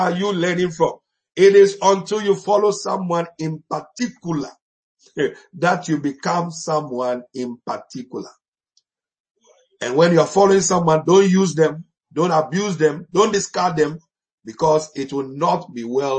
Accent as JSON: {"language": "English", "country": "Ghana", "tie": "born or raised there", "said": "we grew up together in Ghana."}